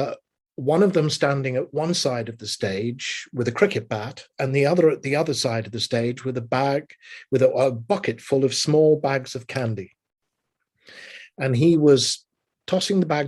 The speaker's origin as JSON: {"language": "English", "town": "Liverpool", "region": "North West England", "country": "United Kingdom", "tie": "born or raised there", "moved": "yes", "said": "We'd go as a family to the Empire Theatre in Liverpool, which was where I was born and raised in England"}